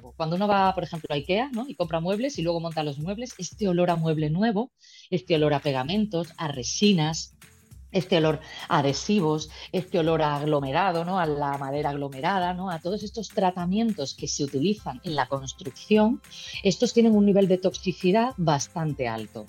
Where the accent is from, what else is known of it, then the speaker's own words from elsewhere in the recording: Málaga, Andalusia, Spain; yo soy de origen malagueño